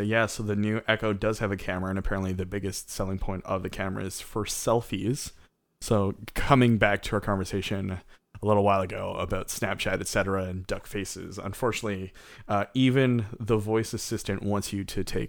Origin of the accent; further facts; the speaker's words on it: Canada; we're Canadian.